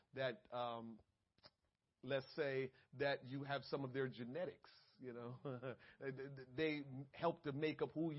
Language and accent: English; Jamaica; I'm Jamaican.